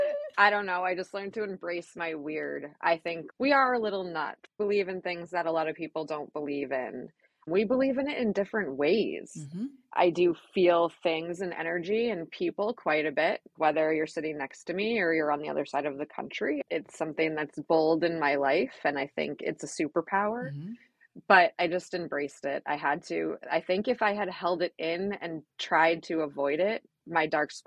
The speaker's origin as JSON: {"language": "English", "town": "Manchester", "country": "United States", "tie": "born or raised there", "said": "There was. I grew up here in Manchester. My family was really cool, family vacations, sports, went to Smith Road."}